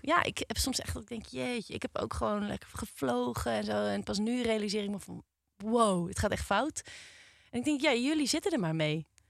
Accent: Nigtevecht, Utrecht, Netherlands; ik kom eigenlijk niet uit Amsterdam, maar ik kom uit Nichtvecht.

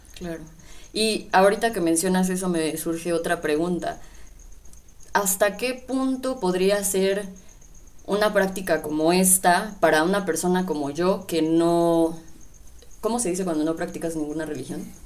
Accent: Mexico; mi identidad como mexicana

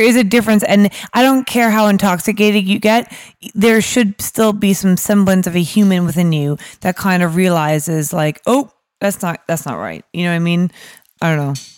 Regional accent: New York, United States; moved away as an adult; now in London, United Kingdom; I'm from New York originally, um, but my, my parents are Irish

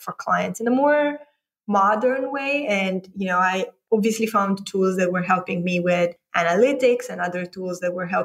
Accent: Moldova; moved away as an adult; also born or lived in London / San Francisco; now in Romania; I grew up in a geography that most people haven't heard about, Republic of Moldova

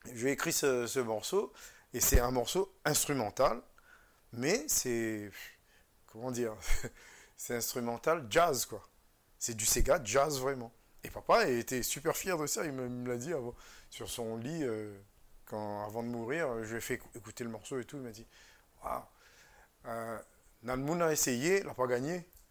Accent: Réunion; moved away as an adult; also born or lived in Vendée; je suis français, je viens de l'île de la Réunion

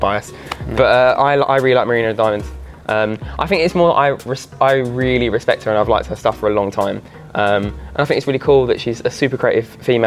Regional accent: Essex, East of England, United Kingdom; I'm from Essex

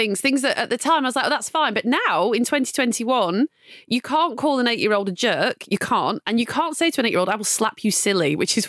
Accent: United Kingdom; But as a British person

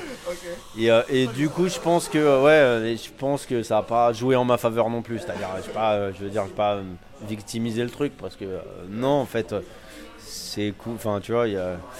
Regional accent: Val-de-Marne, Île-de-France, France; now in Paris, France; je viens de banlieue en fait. Je viens du Val-de-Marne

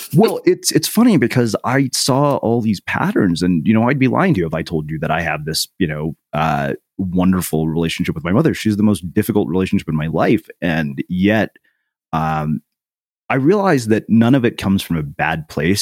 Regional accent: a small Texas town, United States; as an Indian kid in a small Texas town

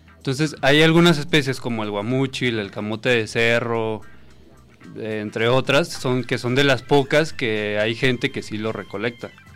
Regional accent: Saltillo, Coahuila, Mexico; moved away; como yo soy de Coahuila, de Santillo eh, de allá me estaban mandando esos cabuches

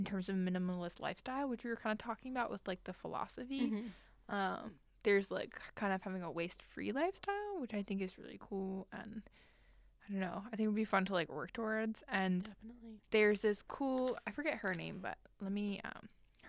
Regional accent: Long Island, New York, United States; we're from Long Island

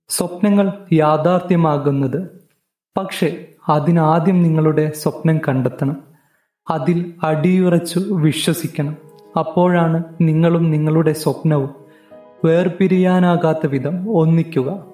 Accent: Wayanad, Kerala, India; ഒരു വയനാട്ടുകാരനാണ്

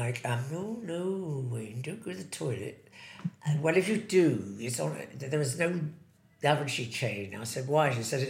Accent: Hartlepool, North East England, United Kingdom; born or raised there; also born or lived in Plymouth

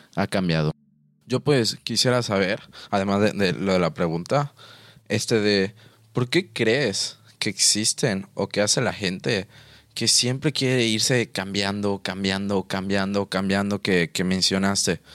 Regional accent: Mexico; nosotros aquí en México

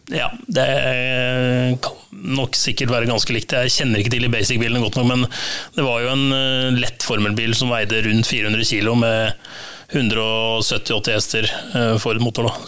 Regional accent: Lørenskog, Akershus, Norway; jeg er fra Lørenskog

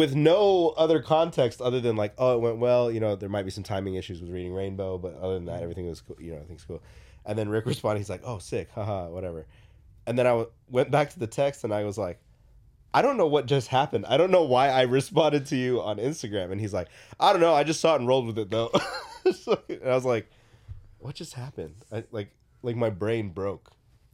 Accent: Philippines; I am not a good basketball player, but being Filipino, I had to play basketball.

